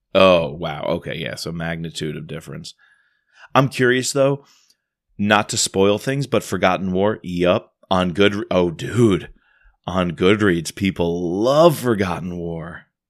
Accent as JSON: {"language": "English", "country": "United States", "said": "as an American"}